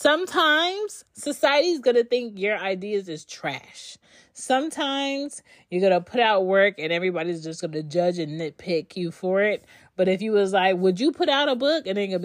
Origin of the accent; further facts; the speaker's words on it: Philadelphia, Pennsylvania, United States; I'm from Philly, but I don't have Philly characteristics.